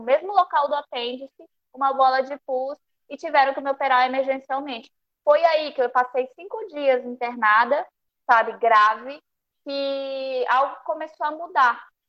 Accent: Peru; moved away; família peruana, eu nasci no Peru

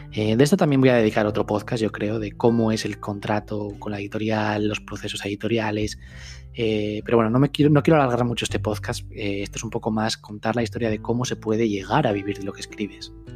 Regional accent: Gijón, Asturias, Spain; also born or lived in Madrid; yo vivía en Madrid, me volví a mi tierra, a Gijón, que está en el norte de España

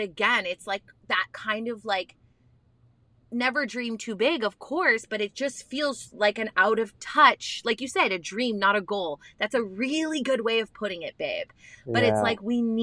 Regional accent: Canada; we're Canadian

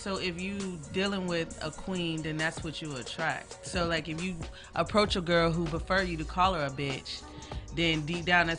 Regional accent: the South, United States; now in Los Angeles, United States; because I'm from the South

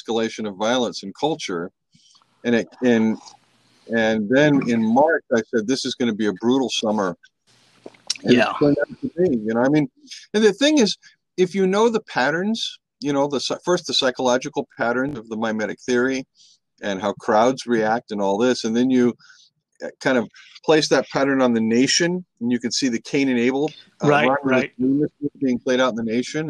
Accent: San Francisco, California, United States; I grew up in San Francisco in the 60s and 70s.

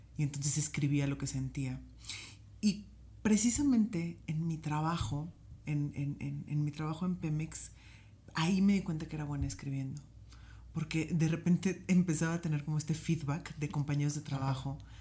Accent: Poza Rica, Veracruz, Mexico; donde soy originaria, que es Poza Rica, Veracruz

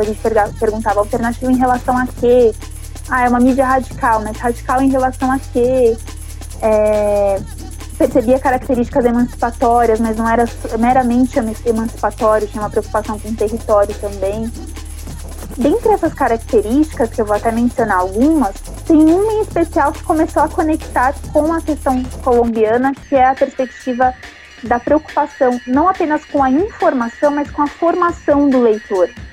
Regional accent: São Paulo, Brazil; eu venho de um território, moro num território que ele não é um território considerado de elite, não chega a ter tantas características periféricas, é um território complexo, eu sou do Rio Pequeno

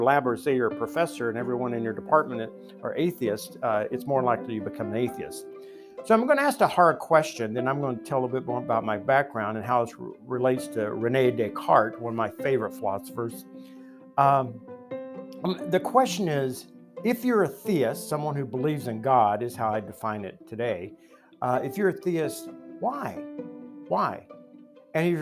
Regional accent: Appalachia, United States; I grew up in the Bible Belt. So Christianity was in the fabric of everything.

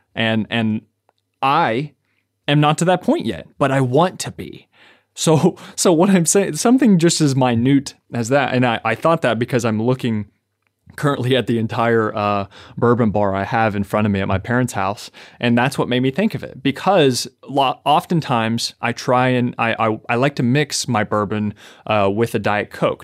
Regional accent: Kentucky, United States; I'm from Kentucky

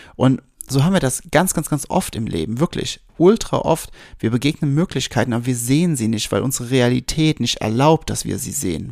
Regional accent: Westerwald, Rhineland-Palatinate, Germany; also born or lived in Wiesbaden; Ich war so sieben, acht, 8 ungefähr, 7, 8. Und wir sind gerade frisch von Wiesbaden in den Westerwald gezogen

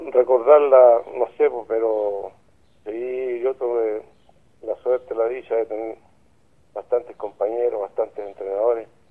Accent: Lota, Biobío, Chile; Yo vivo acá en Camilo La Barría, pero yo soy nacido y criado en Lota

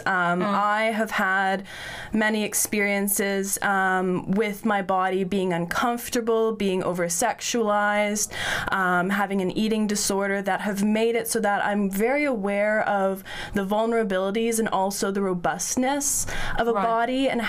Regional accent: Northern Ontario, Canada; also born or lived in Waterloo, Ontario; I grew up in Northern Ontario, in Canada

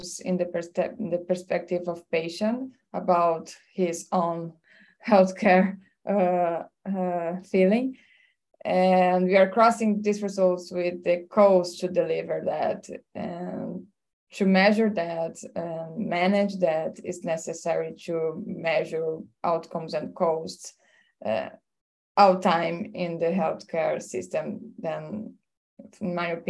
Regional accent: Brazil; I'm from Brazil

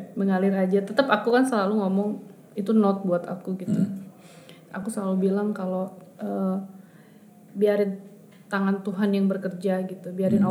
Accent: Bandung, West Java, Indonesia; kita anak Bandung

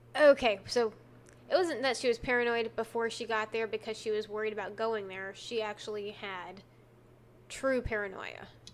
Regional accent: Texas, United States; accent: Texan

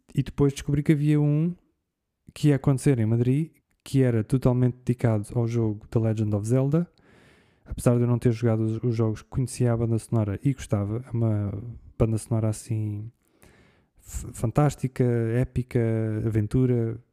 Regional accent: Portugal; eu vim de Portugal.

